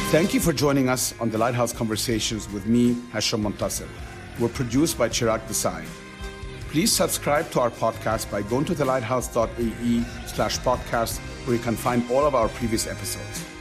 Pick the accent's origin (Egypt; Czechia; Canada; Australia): Egypt; Cairo, Cairo Governorate; moved away; I grew up in Cairo all, all my life